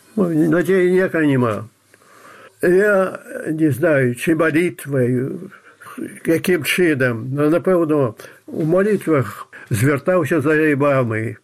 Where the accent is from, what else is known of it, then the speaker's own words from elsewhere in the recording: Belarus; Я белорус